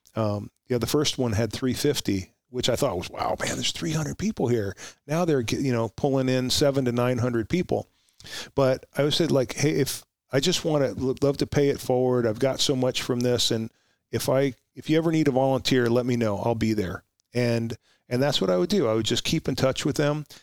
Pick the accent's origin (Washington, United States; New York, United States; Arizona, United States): New York, United States; Huntington Station; moved away; also born or lived in Oxnard, California; I grew up in in Suffolk County, in, uh, near Huntington Station